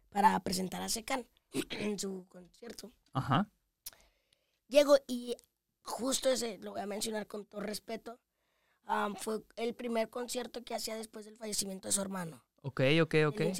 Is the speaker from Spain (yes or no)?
no; Tabasco, Zacatecas, Mexico; pueblo de Zacatecas, Tabasco, Zacatecas, aunque estoy ahorita en Zacatecas capital porque estoy estudiando.